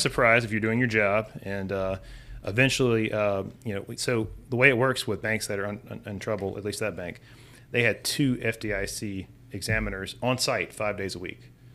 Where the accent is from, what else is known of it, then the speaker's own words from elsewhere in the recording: Hammond, Louisiana, United States; now in Baton Rouge, United States; I was born and raised in Hammond